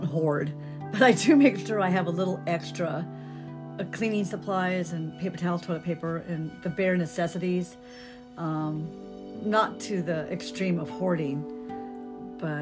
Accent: Downey, California, United States; also born or lived in Albuquerque, New Mexico; now in Hemet, United States; Originally, I was born in Albuquerque, New Mexico, and I grew up in Downey, California. But I've lived in Hemet for the last 25 years.

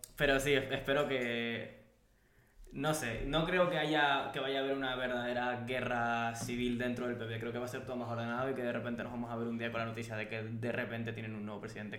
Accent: Spain; nosotros como pueblo español

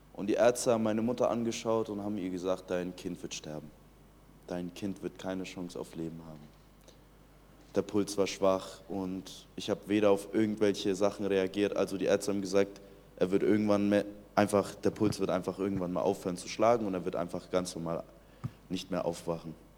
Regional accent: Iran; ich bin 2003 im Iran geboren

